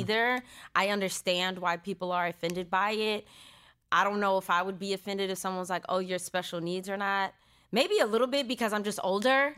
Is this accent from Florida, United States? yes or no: no; Stockton, California, United States; moved away as an adult; I was born and raised in Stockton, California, two oh nine